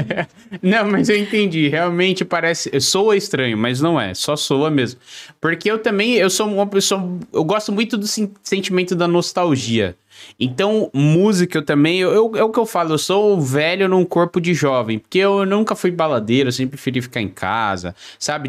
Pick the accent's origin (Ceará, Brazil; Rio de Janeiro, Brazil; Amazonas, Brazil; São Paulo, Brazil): São Paulo, Brazil; now in Joinville, Brazil; eu moro em Joinville, Santa Catarina, mas sou de São Paulo